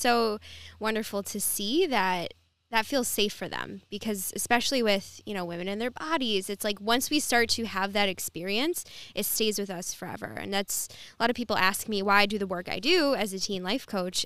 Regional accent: Dearborn, Michigan, United States; also born or lived in Wyandotte, Michigan; now in Bloomfield, United States; born and raised in, from Dearborn, and then lived in Wyandotte for a little bit, and now I'm in Bloomfield

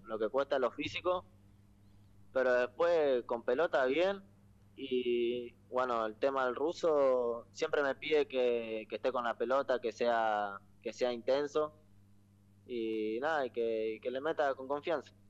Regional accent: Rosario, Santa Fe, Argentina; soy de Rosario, vivo ahí en Barrio Alvear, cerca, cerca del centro

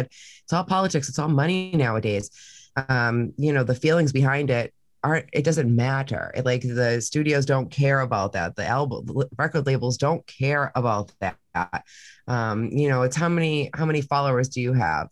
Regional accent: Massachusetts, United States; moved away; I'm from Massachusetts

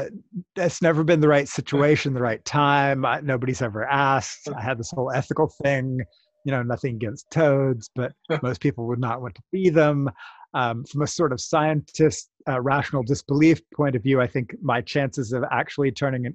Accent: United States; as we Americans say it

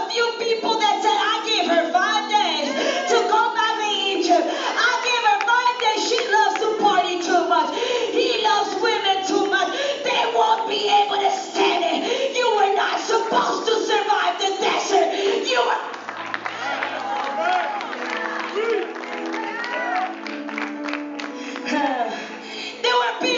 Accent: Netherlands; moved away; I'm a Dutch citizen. I was brought up in Holland

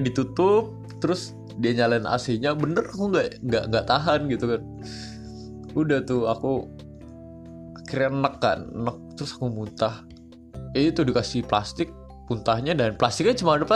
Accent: East Jakarta, Jakarta, Indonesia; dulu tuh aku masih di sawah tuh di deket-deket daerah aku di Jakarta Jakarta Timur

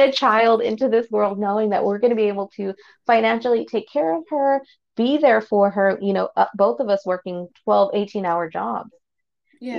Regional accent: Fort Worth, Texas, United States; I was born and raised here in Fort Worth

